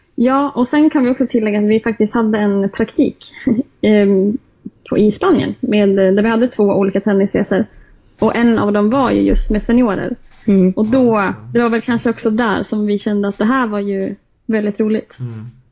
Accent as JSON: {"language": "Swedish", "region": "Jämtland", "country": "Sweden", "moved": "as an adult", "lives_now": "Stockholm, Sweden", "said": "Jag är ju från Jämtland så att det är mycket skidåkning för min"}